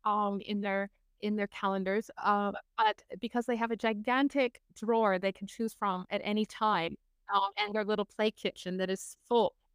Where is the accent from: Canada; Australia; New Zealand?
Canada; moved away as an adult; now in Germany; I come from Canada. I come from the farmland. So I grew up in this beautiful environment